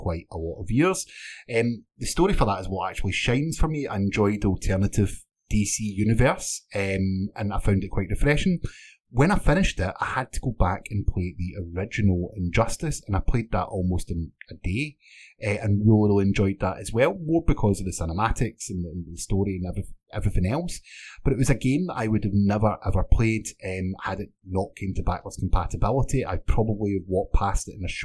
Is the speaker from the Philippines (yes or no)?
no; Scotland, United Kingdom; I'm Scottish